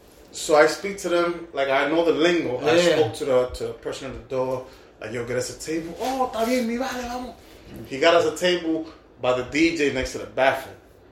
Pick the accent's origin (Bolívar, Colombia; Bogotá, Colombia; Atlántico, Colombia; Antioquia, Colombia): Bolívar, Colombia; Cartagena; we're from Cartagena.